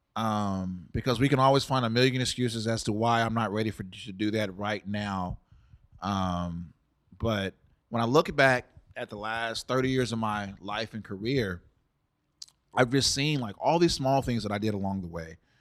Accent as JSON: {"language": "English", "town": "Dallas", "region": "Texas", "country": "United States", "tie": "born or raised there", "also_born_or_lived": "San Antonio, Texas", "said": "I'm originally from San Antonio. My mom grew up there, and my parents met in college at North Texas in Denton, which is about an hour north of Dallas. And you know, she got pregnant with me in college and moved back home. And so we stayed down there until I was about four, and then we moved up here with my dad, and I've lived in Dallas ever since."}